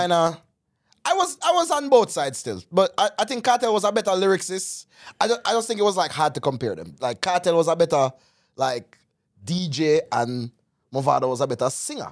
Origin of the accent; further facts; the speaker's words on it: Jamaica; moved away; As a Jamaican